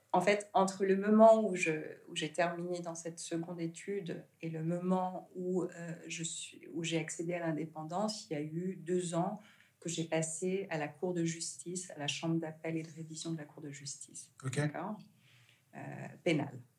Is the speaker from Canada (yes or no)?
no; Geneva, Switzerland; also born or lived in Senegal; j'ai grandi en Suisse. Euh, la maison, c'est Genève